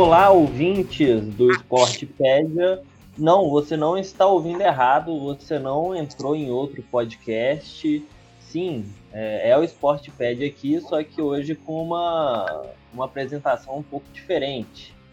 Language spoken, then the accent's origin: Portuguese; Brazil; a gente é brasileiro